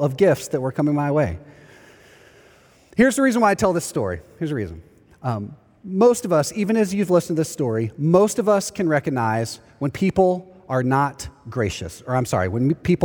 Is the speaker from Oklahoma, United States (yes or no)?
no; East Texas, United States; also born or lived in Houston, Texas; now in Orlando, United States; When I was younger, we moved from Houston, Texas to a small town in East Texas